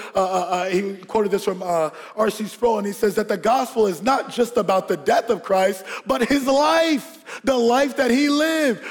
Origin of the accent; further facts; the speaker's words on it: Georgia, United States; we grew up in Georgia, and we had this house in Georgia.